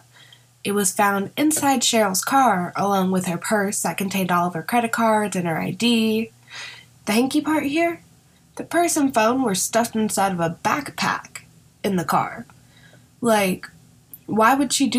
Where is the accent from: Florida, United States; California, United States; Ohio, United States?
Ohio, United States; moved away as an adult; my home state of Ohio